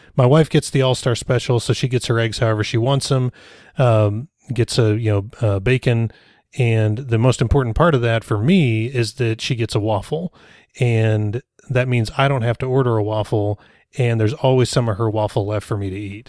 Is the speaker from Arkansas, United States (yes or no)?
yes; Rogers, Arkansas, United States; Rogers is my hometown